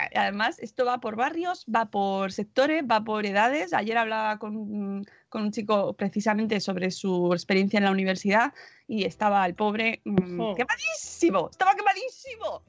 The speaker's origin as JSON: {"language": "Spanish", "town": "Madrid", "region": "Community of Madrid", "country": "Spain", "said": "los madrileños estamos en casa"}